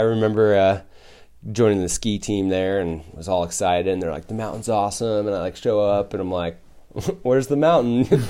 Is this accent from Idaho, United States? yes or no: yes; Hayden, Idaho, United States; moved away as an adult; also born or lived in Portland, Oregon / Boise, Idaho; now in Bend, United States; I was born in Portland. I grew up in, uh, North Idaho